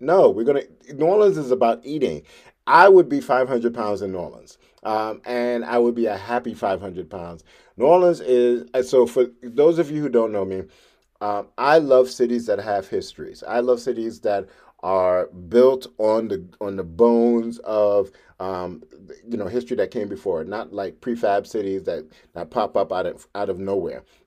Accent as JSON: {"language": "English", "country": "Trinidad & Tobago", "moved": "yes", "lives_now": "New York City, United States", "said": "I'm from Trinidad."}